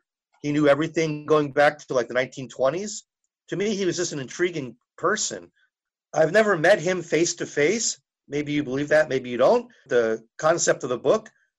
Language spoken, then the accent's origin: English; New Jersey, United States; I guess growing up in New Jersey kind of helped, just to be aware of who he was, because I liked reading.